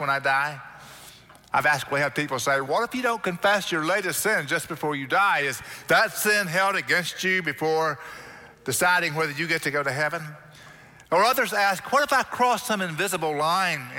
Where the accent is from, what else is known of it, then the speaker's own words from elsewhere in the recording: Oklahoma, United States; now in Texas, United States; growing up in Oklahoma, wasn't familiar with the beach too much.